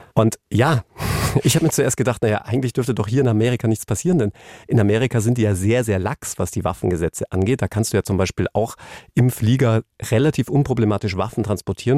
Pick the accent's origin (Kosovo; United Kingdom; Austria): United Kingdom; England; now in Germany; mein Heimatland England